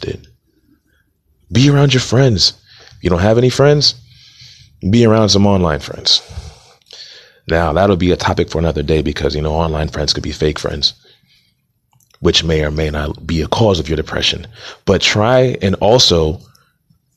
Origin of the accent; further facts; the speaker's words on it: Montgomery County, Maryland, United States; also born or lived in Atlanta, Georgia; I am from Montgomery County, Maryland, by way of Atlanta, Georgia